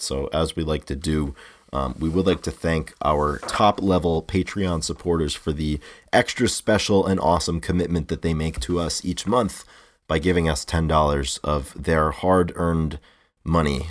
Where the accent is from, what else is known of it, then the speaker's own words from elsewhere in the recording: New England, United States; growing up in New England